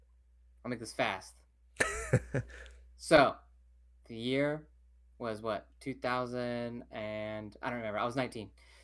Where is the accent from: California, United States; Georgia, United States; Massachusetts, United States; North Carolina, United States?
California, United States; Modesto; Went all over Modesto, okay? All over my hometown.